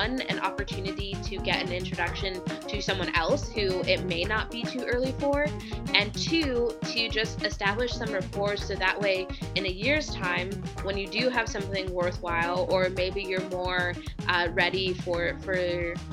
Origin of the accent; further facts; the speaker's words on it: Hanford, California, United States; I grew up in Central California in a town called Hanford.